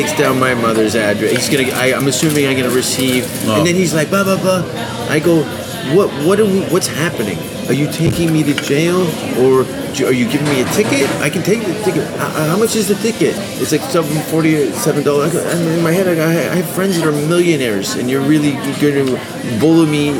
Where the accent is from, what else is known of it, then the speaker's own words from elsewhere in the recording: Hamilton, Ontario, Canada; I'm from Hamilton, too